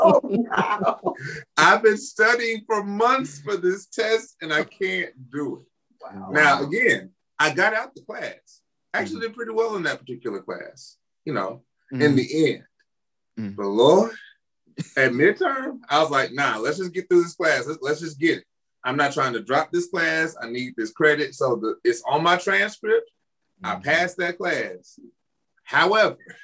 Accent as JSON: {"language": "English", "region": "Alabama", "country": "United States", "moved": "as an adult", "said": "I'm from Alabama."}